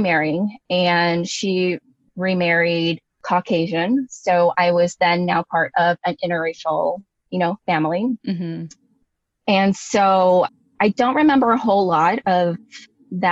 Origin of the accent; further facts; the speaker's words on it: Bay Area, California, United States; growing up in the Bay Area